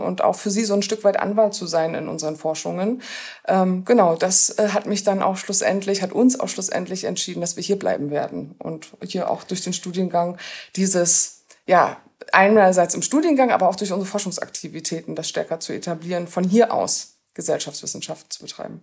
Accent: Rostock, Mecklenburg-Vorpommern, Germany; moved away as an adult; also born or lived in Cologne / Berlin / Jena; now in Görlitz, Germany; bin eben Kind aus Rostock, das heißt, bin Ostdeutscher

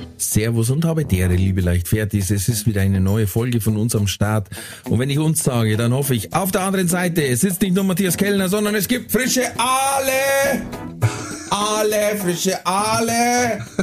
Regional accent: Emden, Lower Saxony, Germany; now in Bavaria, Germany; ich komm aus Emden

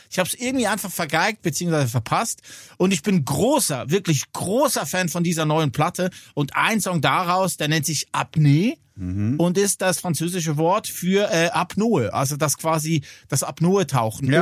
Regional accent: Switzerland; bei uns in der Schweiz

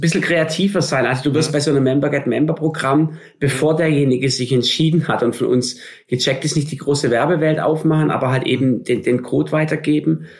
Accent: Stuttgart, Baden-Württemberg, Germany; ich bin gebürtiger Stuttgarter im Schwabenland auf dem mhm. Land.

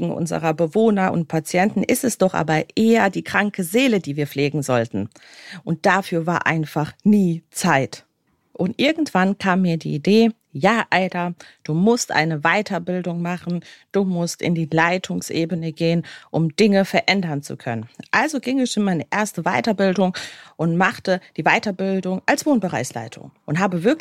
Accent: Bosnia & Herzegovina; ich komme aus dem ehemaligen Jugoslawien oder besser gesagt aus Bosnien und Herzegowina.

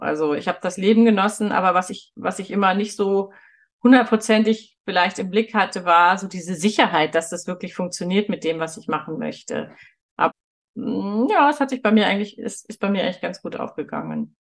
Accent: Northern Germany, Germany; moved away as an adult; now in Munich, Germany; Ich bin ja in Norddeutschland aufgewachsen und da haben wir keine Berge.

